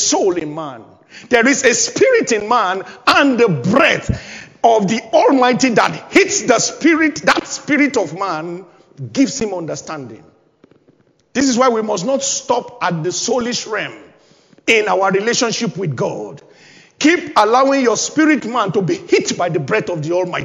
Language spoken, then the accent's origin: English; Nigeria; moved away as an adult; now in United Kingdom; which is one of the languages you speak in my home country, Nigeria